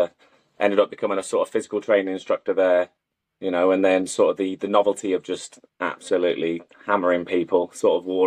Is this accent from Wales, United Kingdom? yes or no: yes; Wrexham, Wales, United Kingdom; now in Ascot, United Kingdom; I actually live in Ascot. I'm originally from North Wales. I'm actually from Wrexham.